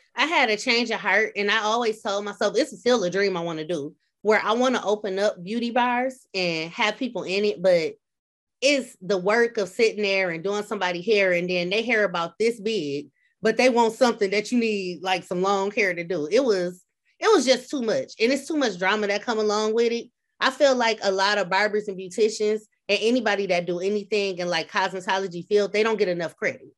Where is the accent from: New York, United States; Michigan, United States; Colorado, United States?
Michigan, United States; Flint; moved away as an adult; now in Peoria, United States; I'm from Flint, Michigan. I like to say, in parentheses, Beecher